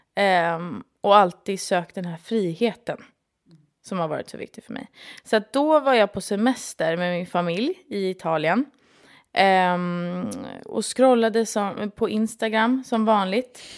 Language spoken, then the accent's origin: Swedish; Stockholm, Stockholm County, Sweden; also born or lived in London; Jag är från Stockholm